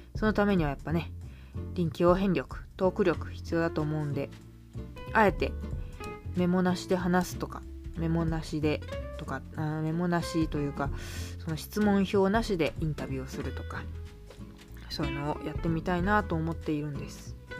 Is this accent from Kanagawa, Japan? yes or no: yes; Kawasaki, Kanagawa, Japan; 私も川崎市出身です